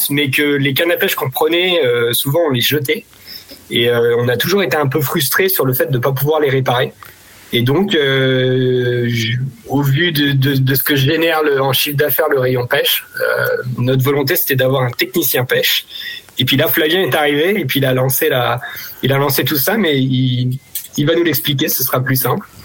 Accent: Paris, Île-de-France, France; now in Normandy, France; Moi je viens de Paris et j'ai connu euh, la seconde vie, la réparabilité sur le magasin d'Herblay. Et du coup quand je suis arrivé en Normandie

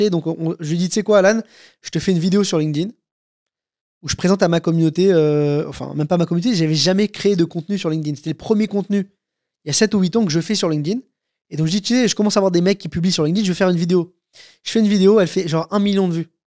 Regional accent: France; Moi, je suis français, j'ai des datas françaises hyper quali

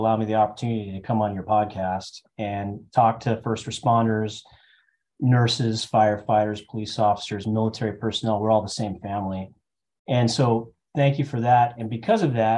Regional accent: Tucson, Arizona, United States; moved away as an adult; now in Washington, United States; my hometown is Tucson, Arizona

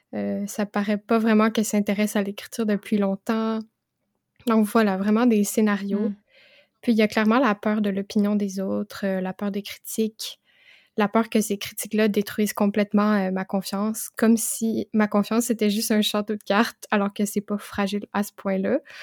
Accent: Quebec, Canada; j'ai 22 ans et je suis québécoise

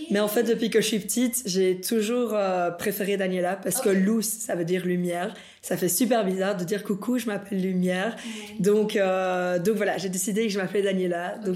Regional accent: Brussels, Belgium; also born or lived in Bolivia; moi je suis née ici en Belgique, mais à mes 5 ans, on est parti en Bolivie. Euh, et du coup, à mes 13 ans, on est revenu ici en Belgique.

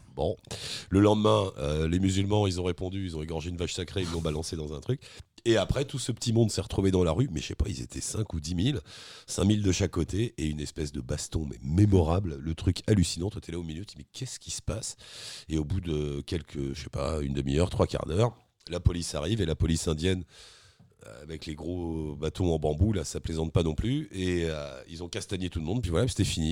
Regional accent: Paris, Île-de-France, France; Je suis de Paris

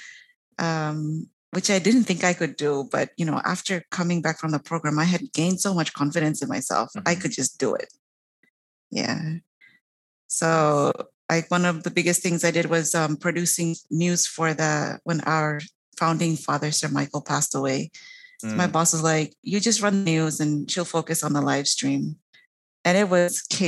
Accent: Papua New Guinea; I am from Papua New Guinea, and it's a small island nation north of Australia

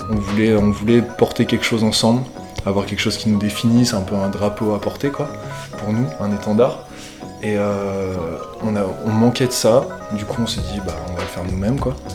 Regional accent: Lyon, Auvergne-Rhône-Alpes, France; voilà, je viens de Lyon, ça fait pas mal de temps que ça fait pas mal de temps que j'évolue dans la musique

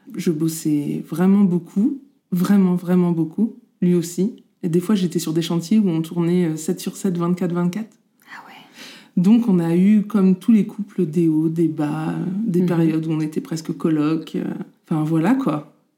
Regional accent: Normandy, France; On est originaires tous les deux de Normandie

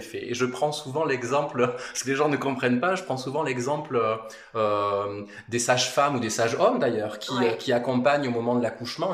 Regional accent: Manosque, Provence-Alpes-Côte d'Azur, France; on est originaire avec mon épouse de, la région. Enfin moi je suis de Manosque, mais c'est quand même de la de la région

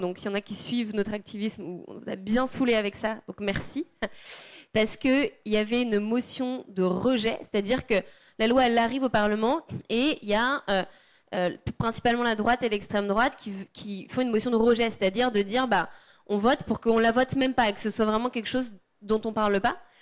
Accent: Savoie, Auvergne-Rhône-Alpes, France; chez moi en Savoie

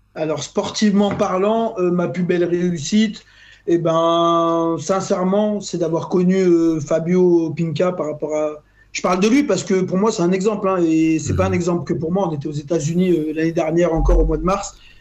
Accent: Lyon, Auvergne-Rhône-Alpes, France; je suis de Lyon

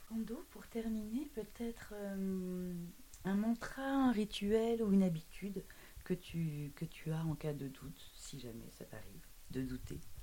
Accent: Brussels, Brussels-Capital Region, Belgium; also born or lived in Paris; Bruxelles d'où je viens

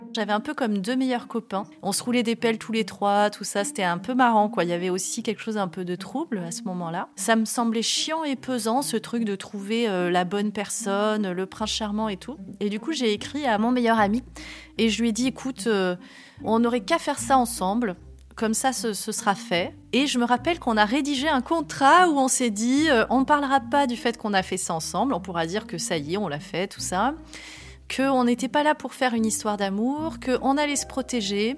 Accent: Var, Provence-Alpes-Côte d'Azur, France; je suis née dans le Var en 1979

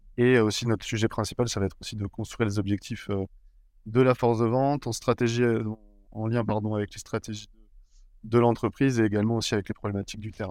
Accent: Bordeaux, Nouvelle-Aquitaine, France; moved away as an adult; now in Lille, France; on m'a proposé de revenir sur ma ville natale et voilà là où j'avais toujours vécu sur Bordeaux

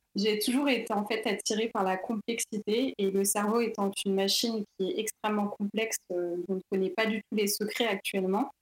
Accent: Paris, Île-de-France, France; also born or lived in Vitry-sur-Seine; je suis née à Paris. Euh, j'ai fait un lycée aussi à Vitry-sur-Seine

